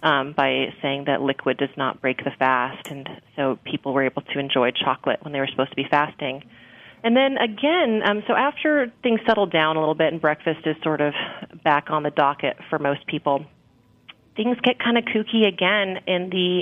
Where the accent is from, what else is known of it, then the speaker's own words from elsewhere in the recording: Scotland, United Kingdom; oatmeal, of course, and being Scottish, it's almost a Scottish national dish.